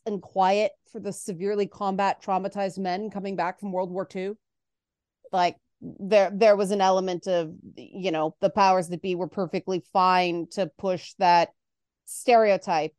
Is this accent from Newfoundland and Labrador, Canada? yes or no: no; Toronto, Ontario, Canada; I grew up in the Jane Finch in Toronto.